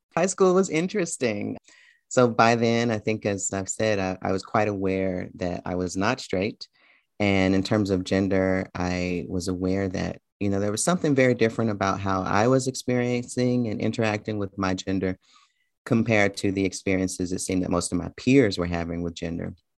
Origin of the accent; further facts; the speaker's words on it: Memphis, Tennessee, United States; moved away as an adult; also born or lived in Tucson, Arizona / New York City; I spent the first several years, um, in a neighborhood in Memphis called Orange Mound